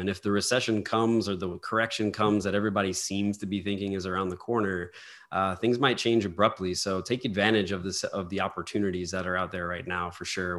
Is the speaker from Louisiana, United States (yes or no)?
yes; New Orleans, Louisiana, United States; I'm from New Orleans